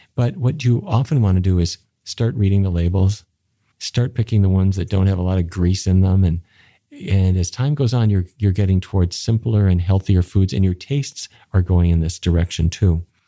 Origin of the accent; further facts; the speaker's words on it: Fargo, North Dakota, United States; I grew up in North Dakota, which is near the Canadian border to the town of Fargo